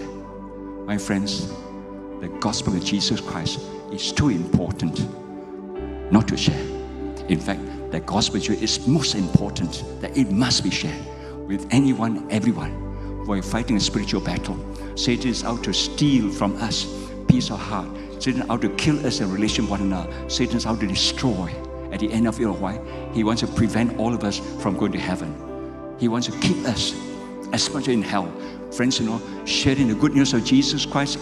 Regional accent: Malaysia; I'm a pastor from Malaysia

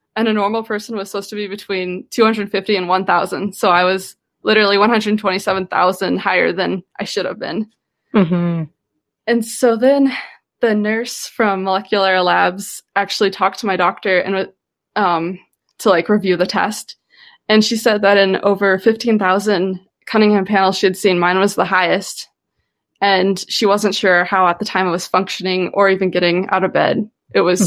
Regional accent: Midwest, United States; I grew up living in the Midwest, growing up healthy, very social

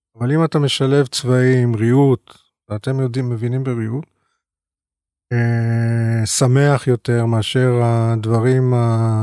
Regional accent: Tel Aviv, Tel Aviv District, Israel; גדלתי בבית באמת של סבא ואבא ברחוב הירקון 244

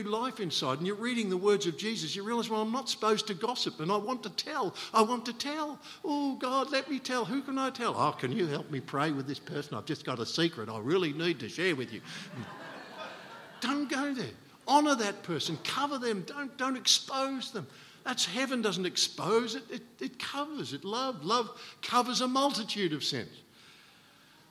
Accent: Australia; being Australian

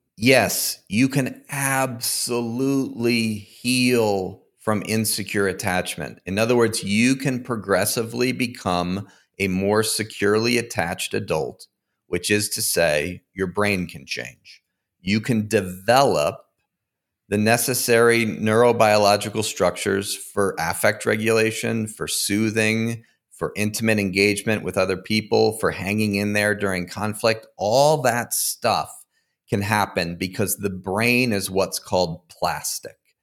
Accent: Connecticut, United States; now in Fort Collins, United States; I grew up in Connecticut, but I currently live in Fort Collins, Colorado

